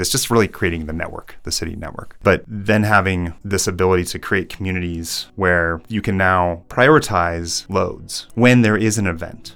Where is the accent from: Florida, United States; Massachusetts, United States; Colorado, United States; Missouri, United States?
Colorado, United States; I living here in Colorado. My dad worked for the Forest Service.